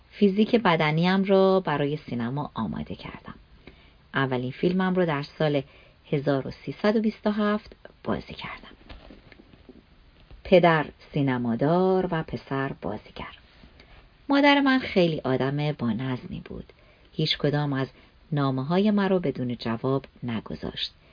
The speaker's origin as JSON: {"language": "Persian", "town": "Tehran", "region": "Tehran Province", "country": "Iran", "tie": "born there", "said": "من در کوچه دانشسرا در دروازه شمیران به دنیا آمدم و در دانشسرای عالی درس خواندم."}